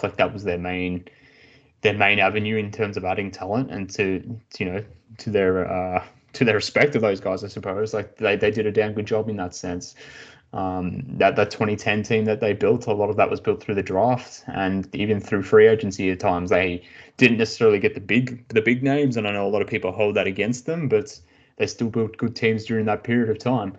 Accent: Australia; growing up in Australia

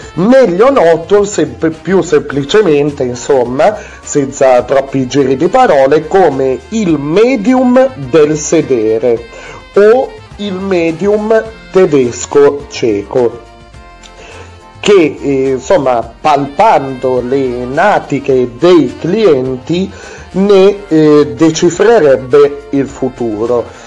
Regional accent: Piedmont, Italy; sono sono piemontese

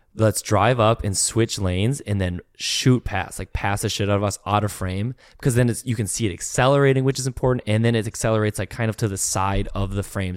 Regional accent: Minnesota, United States; I'm from Minnesota

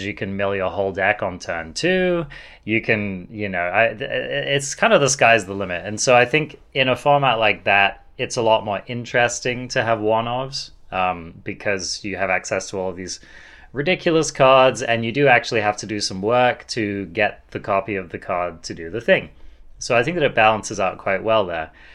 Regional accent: England, United Kingdom; I'm English

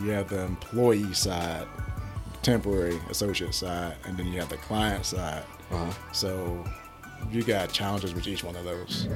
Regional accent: Pittsburgh, Pennsylvania, United States; moved away as an adult; also born or lived in Ohio; now in Columbus, United States; I am from Pittsburgh area, Pittsburgh, Pennsylvania area

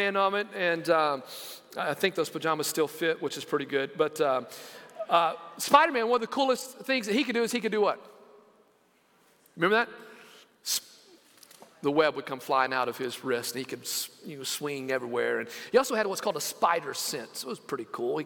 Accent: Lamesa, Texas, United States; moved away; growing up in West Texas in a town called La Mesa

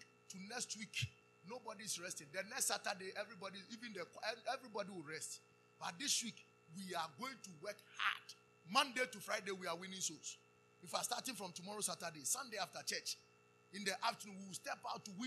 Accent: Ghana; we told him we are from Ghana

